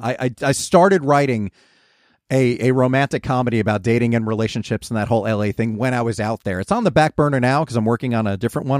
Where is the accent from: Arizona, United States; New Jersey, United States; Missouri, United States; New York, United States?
New Jersey, United States; moved away; "From New Jersey."